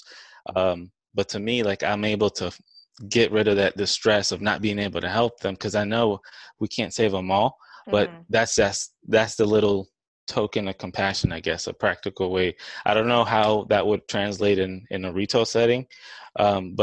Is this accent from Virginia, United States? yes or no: no; New Orleans, Louisiana, United States; now in Dallas, United States; I'm from New Orleans